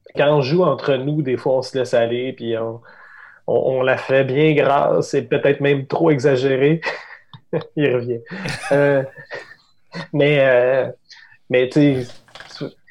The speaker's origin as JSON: {"language": "French", "region": "Quebec", "country": "Canada", "accent": "Québécois", "said": "je suis québécois"}